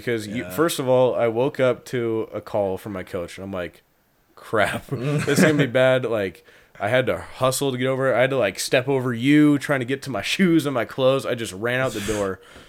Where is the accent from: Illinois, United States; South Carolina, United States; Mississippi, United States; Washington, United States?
Washington, United States; Monroe; moved away; I'm from Monroe, Washington.